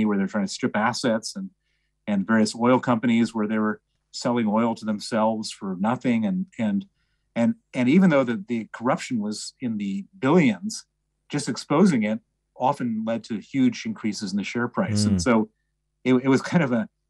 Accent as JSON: {"language": "English", "town": "Chicago", "region": "Illinois", "country": "United States", "tie": "born or raised there", "also_born_or_lived": "Princeton, New Jersey", "accent": "American", "said": "I'm American. You can tell from my accent. I was born in Princeton, New Jersey. Grew up in Chicago"}